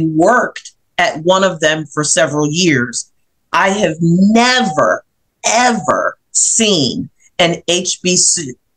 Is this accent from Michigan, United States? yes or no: no; southern New Jersey, United States; my hometown in southern New Jersey is one of the poorest, if not the poorest city in the state of New Jersey.